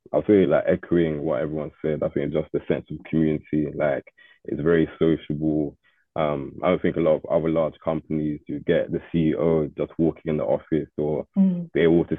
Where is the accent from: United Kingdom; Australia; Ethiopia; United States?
United Kingdom; Watford, East of England; I'm from Watford